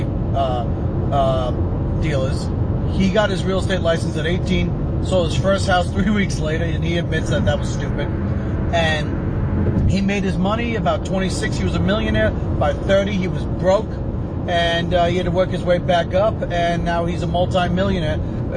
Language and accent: English; United States; I'm an American